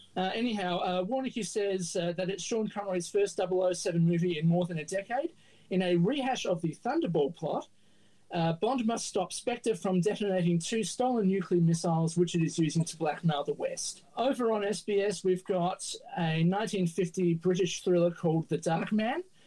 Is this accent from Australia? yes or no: yes; Adelaide, South Australia, Australia; Can you tell I'm from Adelaide?